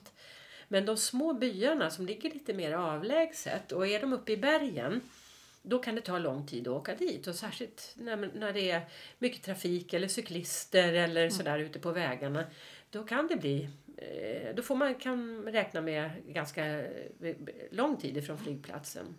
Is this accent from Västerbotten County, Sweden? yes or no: no; Stockholm, Stockholm County, Sweden; also born or lived in Mallorca; Vi är stockholmare